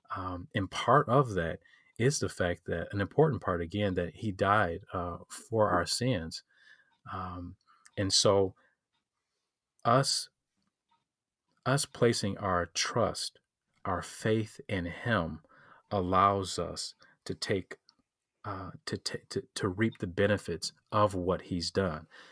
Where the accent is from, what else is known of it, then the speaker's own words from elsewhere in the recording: Detroit, Michigan, United States; I'm from Detroit, Michigan. Um, I'm s, I'm still here, uh, grew up here.